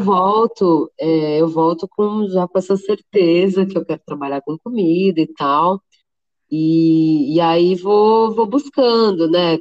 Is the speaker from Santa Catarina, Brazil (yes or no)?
no; Santos, São Paulo, Brazil; moved away as an adult; now in São Paulo, Brazil; eu sou de Santos, né? Na época eu morava ah. em tá. Santos ainda, hoje eu estou em São Paulo.